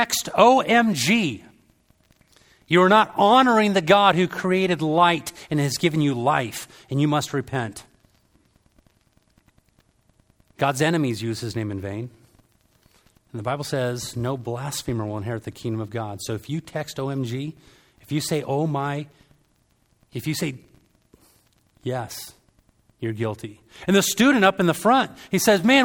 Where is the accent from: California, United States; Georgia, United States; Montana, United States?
California, United States; Southern; I'm from Southern California